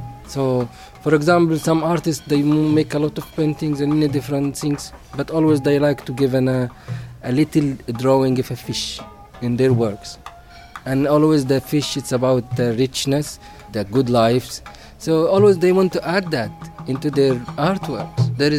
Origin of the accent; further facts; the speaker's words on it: Barat village, west bank of Luxor, Luxor Governorate, Egypt; I am from Barat village in the west bank of Luxor, where all that monuments and temples around.